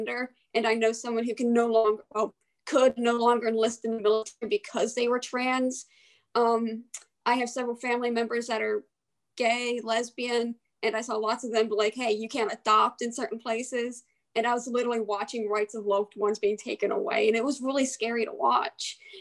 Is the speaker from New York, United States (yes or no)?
no; Aberdeen, Maryland, United States; moved away as an adult; also born or lived in Havre de Grace, Maryland; now in Frostburg, United States; I am originally from the Aberdeen Havre Grace area. I lived in both cities most of my childhood.